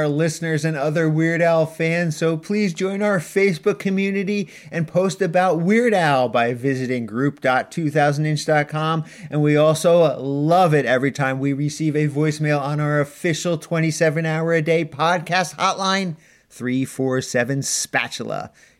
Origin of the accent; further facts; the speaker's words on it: Canada; but that's only because we're Canadian idiots.